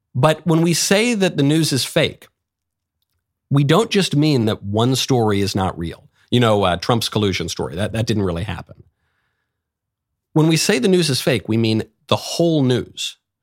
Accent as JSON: {"language": "English", "region": "New York", "country": "United States", "also_born_or_lived": "Los Angeles", "moved": "yes", "said": "I'm from New York. I lived in L"}